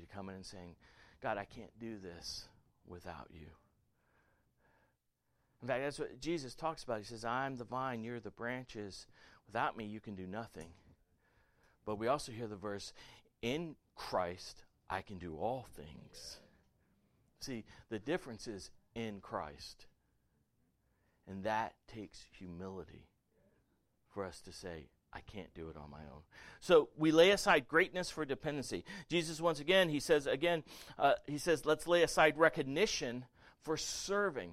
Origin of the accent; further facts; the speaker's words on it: the South, United States; I was raised in the South